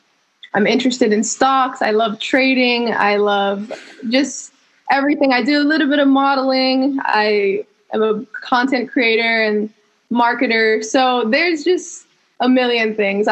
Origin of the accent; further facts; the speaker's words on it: Hawaii, United States; moved away as an adult; also born or lived in Fresno, California / Berkeley, California; I am born and raised in Hawaii. I represent my islands.